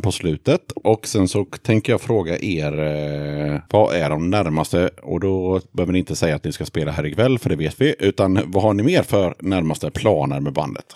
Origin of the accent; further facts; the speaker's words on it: Sweden; jag är svensk